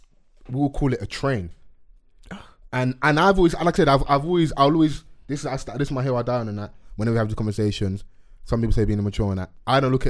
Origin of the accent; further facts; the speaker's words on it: London, United Kingdom; I'm from Dulwich